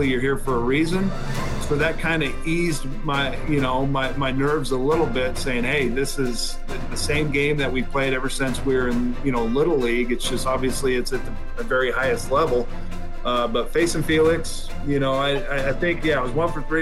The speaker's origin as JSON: {"language": "English", "region": "Washington", "country": "United States", "said": "Seattle at Safeco, obviously my home state"}